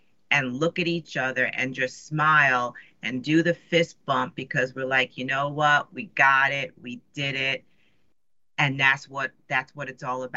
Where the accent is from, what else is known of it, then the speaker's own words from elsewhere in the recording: New York City, New York, United States; moved away; I grew up in New York City